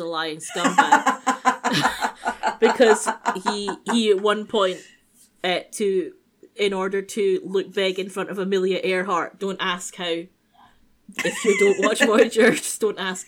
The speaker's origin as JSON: {"language": "English", "country": "United Kingdom", "said": "I am British"}